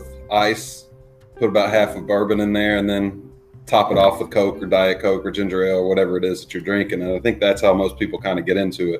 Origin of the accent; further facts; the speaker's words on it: Lexington, Kentucky, United States; also born or lived in Shelbyville, Kentucky / Oldham County, Kentucky; now in Louisville, United States; I grew up in Lexington